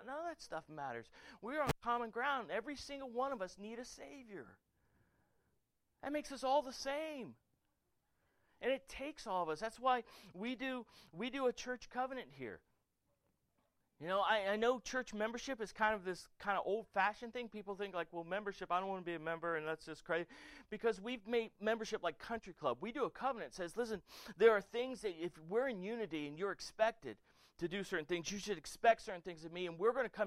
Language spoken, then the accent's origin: English; Florida, United States; moved away as an adult; also born or lived in Germany; I'm from Florida